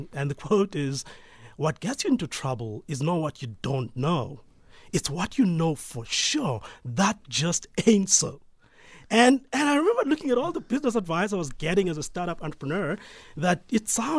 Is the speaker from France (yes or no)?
no; Peddie, Eastern Cape, South Africa; Pedi is between Grahamstown and King Williamstown on N2. So I'm from around there.